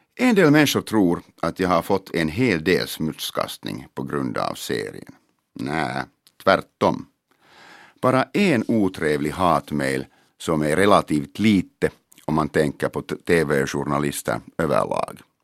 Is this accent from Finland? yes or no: yes; Helsinki, Uusimaa, Finland; first language Finnish; Swedish is a second language; also born or lived in Mariehamn; min hemstad Helsingfors